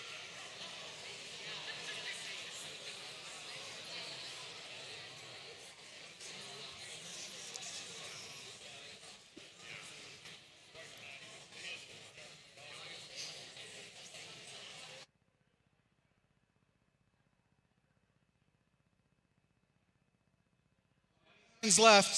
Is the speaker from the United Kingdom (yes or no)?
no; Canada; I'm Canadian and I'm old